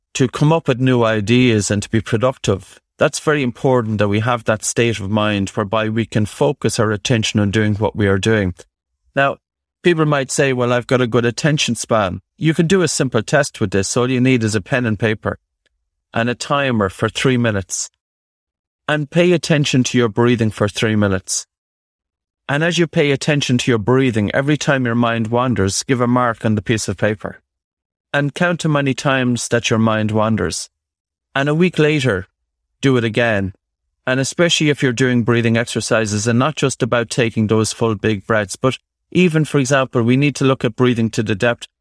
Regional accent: Ireland; growing up in Ireland

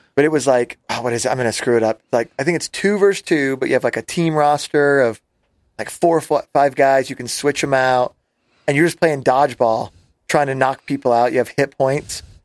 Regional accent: Las Vegas, Nevada, United States; We grew up in Las Vegas, and I was really small

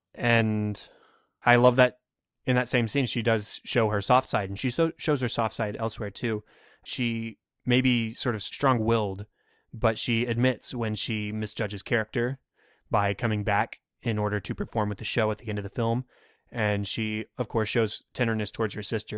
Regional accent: Texas, United States; I'm from Texas. I don't see very many truly white Christmases.

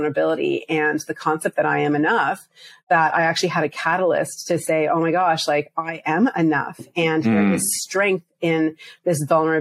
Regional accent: Prince Edward Island, Canada; also born or lived in Bangladesh (parents); I was born and raised in Canada. When I was very small, we moved to the smallest province in Canada, Prince Edward Island.

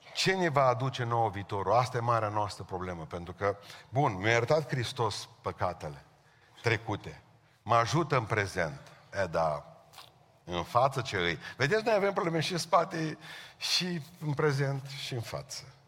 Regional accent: Romania; Noi românii

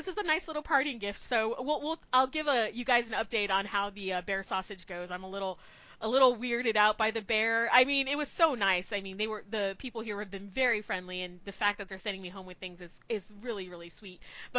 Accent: Texas, United States; I am from Texas

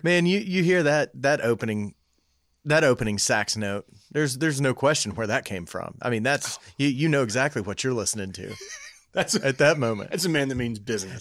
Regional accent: United States

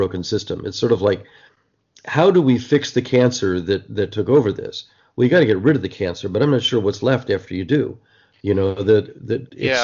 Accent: New Jersey, United States; the Newark Star Ledger, a great paper that I grew up with in New Jersey

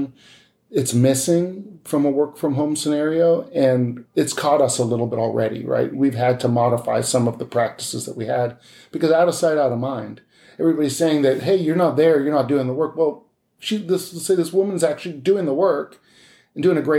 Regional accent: outside of Boston, Massachusetts, United States; moved away; I grew up outside of Boston

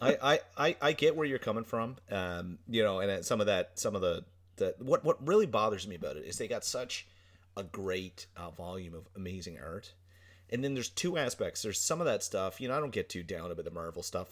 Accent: Newfoundland and Labrador, Canada; accent: Newfoundland; we're on this island on the edge

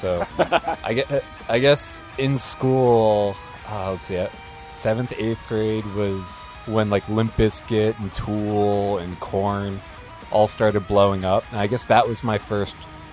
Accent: New Jersey, United States; I'm from North Jersey, like just outside New York

